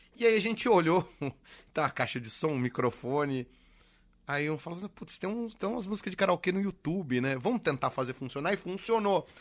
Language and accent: Portuguese; Piracaia, São Paulo, Brazil